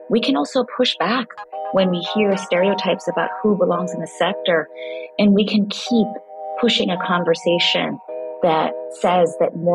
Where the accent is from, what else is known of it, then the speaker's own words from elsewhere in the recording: Kingston, Jamaica; also born or lived in Brooklyn, New York, United States; I grew up partly in Kingston, Jamaica and Brooklyn, New York